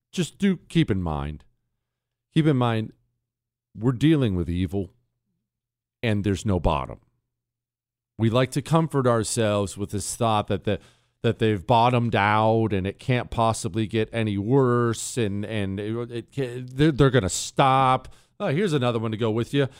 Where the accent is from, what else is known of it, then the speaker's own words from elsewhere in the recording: Bozeman, Montana, United States; moved away; In Montana, where I grew up in Bozeman